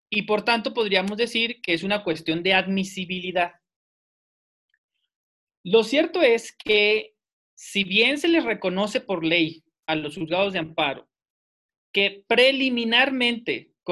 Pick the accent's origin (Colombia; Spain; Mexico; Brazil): Mexico; Saltillo, Coahuila; yo soy de Saltillo, residente en la ciudad de Saltillo, con domicilio en Saltillo